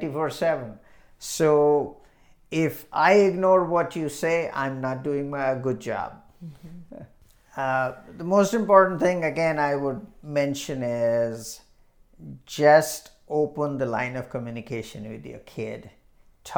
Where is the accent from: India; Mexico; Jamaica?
India; now in Illinois, United States; When I was growing up in India